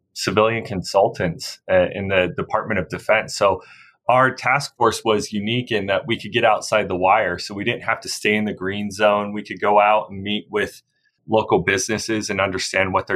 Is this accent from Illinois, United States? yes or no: no; Brigham City, Utah, United States; now in Salt Lake City, United States; I grew up about an hour north in Brigham City